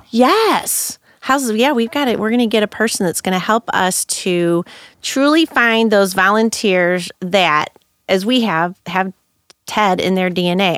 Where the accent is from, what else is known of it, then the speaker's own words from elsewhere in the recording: Hillsboro, United States; I'm from Hillsboro